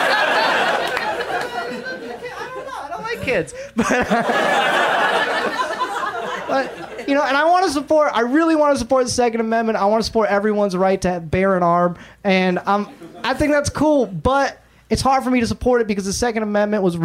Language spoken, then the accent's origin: English; Atlanta, Georgia, United States; now in Los Angeles, United States; I grew up in Atlanta, so I grew up listening to hip-hop